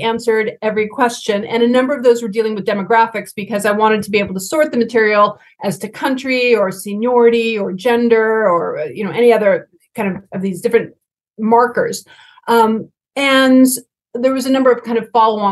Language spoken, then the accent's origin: English; United States; my home country of the United States